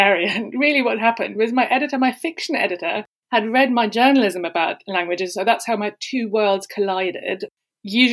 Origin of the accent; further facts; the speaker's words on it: Germany; first language German; English is a second language; also born or lived in Italy / Tokyo; now in London, United Kingdom; I grew up in Germany and I now live in London